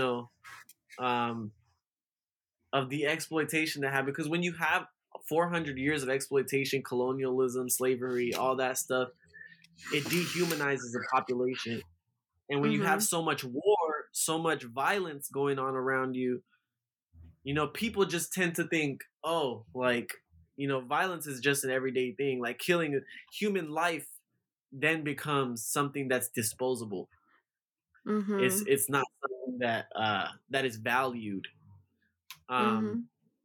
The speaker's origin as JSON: {"language": "English", "country": "United States", "tie": "born or raised there", "said": "I'm just somebody who lived here in America my whole life"}